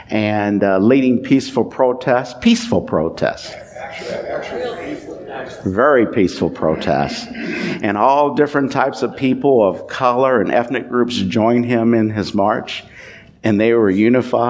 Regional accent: Louisville, Kentucky, United States; I grew up in Louisville, Kentucky.

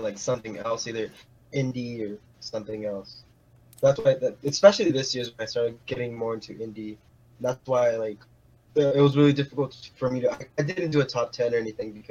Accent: Rio Grande Valley, South Texas, United States; the region that I'm from, the Rio Grande Valley.

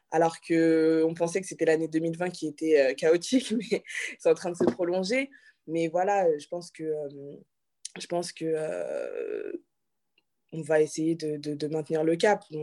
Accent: Benin; tu veux être présidente euh, du Bénin, parce que du coup je suis béninoise.

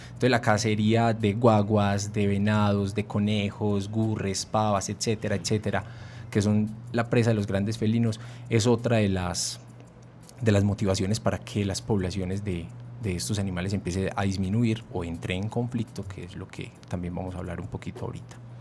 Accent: Antioquia, Colombia; Si somos antioqueños

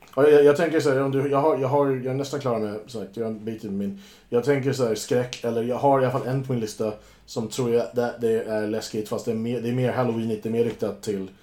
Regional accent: United States; moved away; när jag var barn i USA

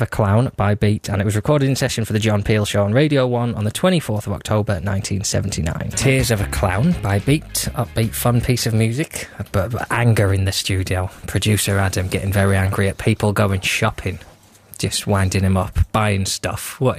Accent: North West England, United Kingdom; I grew up in Lancashire, they used to say, instead of bottle, they used to say bockle.

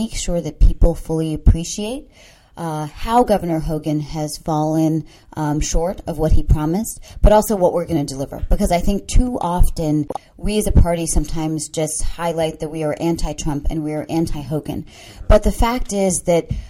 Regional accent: Maryland, United States; also born or lived in Sri Lanka; growing up in Maryland

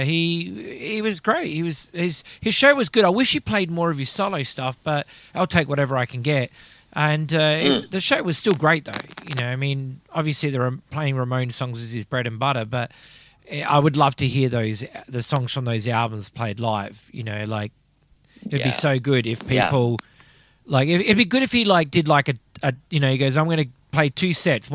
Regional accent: Melbourne, Victoria, Australia; my hometown

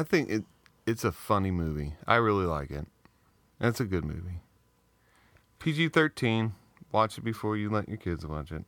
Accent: Southeast Missouri, United States; I grew up in Southeast Missouri

